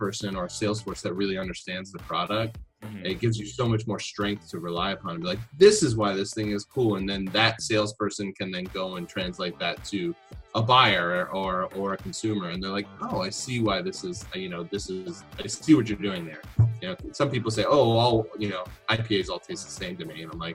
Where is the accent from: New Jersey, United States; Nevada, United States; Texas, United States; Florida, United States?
New Jersey, United States; I come from Jersey. I grew up in New Jersey